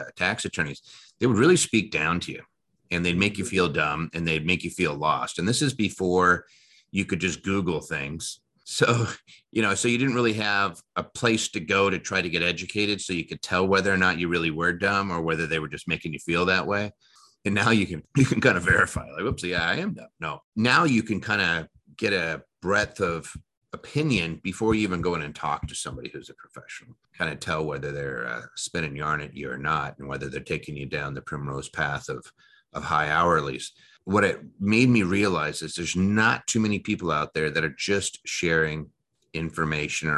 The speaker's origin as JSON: {"language": "English", "country": "United States", "tie": "born or raised there", "also_born_or_lived": "Media, Pennsylvania / Seattle, Washington", "moved": "yes", "lives_now": "Las Vegas, United States", "said": "I grew up between actually Philadelphia, Pennsylvania, actually a place called Media, and moved out to Washington."}